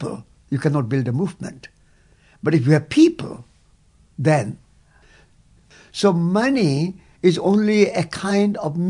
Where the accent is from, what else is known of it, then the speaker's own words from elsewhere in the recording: India; as an Indian